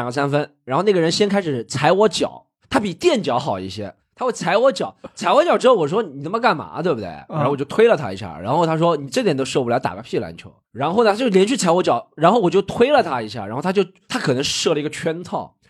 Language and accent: Chinese; China; 因为说实话，我觉得我们中国人对表达的话还是较为腼腆，我很少看到不认识的人之间讲垃圾话的。